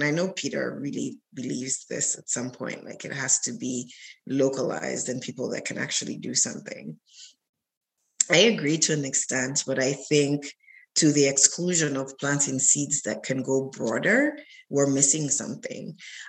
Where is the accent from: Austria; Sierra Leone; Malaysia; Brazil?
Sierra Leone; also born or lived in Germany / Canada / United States; I was born in Germany. I grew up in Sierra Leone in West Africa. And then I've lived in Canada the longest part of my life. And I've gone to school in the US.